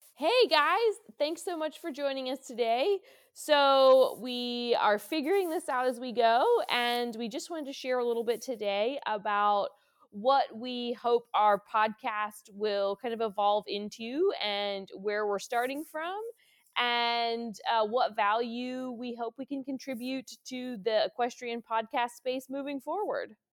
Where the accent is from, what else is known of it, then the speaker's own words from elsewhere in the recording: Maryland, United States; now in Virginia, United States; we're both from Maryland, I live in Virginia